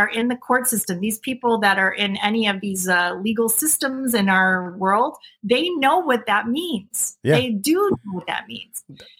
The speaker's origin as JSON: {"language": "English", "country": "United States", "said": "I am American free woman, and I am the grantor of the original jurisdiction and its beneficiary."}